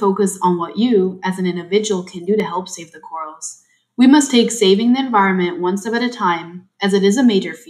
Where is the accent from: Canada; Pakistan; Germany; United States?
Germany; And I'm from Germany.